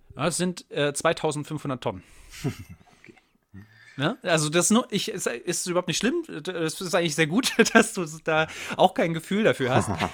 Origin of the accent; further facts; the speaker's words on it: Saxony, Germany; wir sind beide aus Sachsen